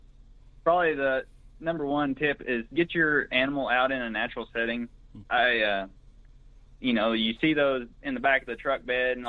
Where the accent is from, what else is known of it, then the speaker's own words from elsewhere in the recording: Greenfield, Oklahoma, United States; I'm originally from Blaine County. That's in the northwest part of the state, about 60 miles northwest of Oklahoma City, a little town called Greenfield. Went to high school in Watonga, just north of there.